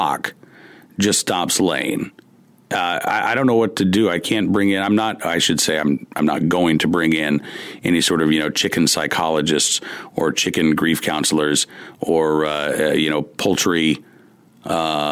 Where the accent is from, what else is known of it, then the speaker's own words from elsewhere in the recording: Oklahoma, United States; moved away as an adult; now in Farmville, United States; I grew up in Oklahoma and lived in Oklahoma for most of my life.